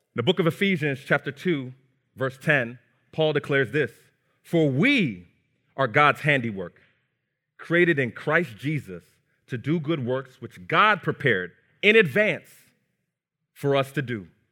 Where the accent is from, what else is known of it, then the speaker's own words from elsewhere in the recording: New Jersey, United States; also born or lived in Brooklyn, New York; Raised in New Jersey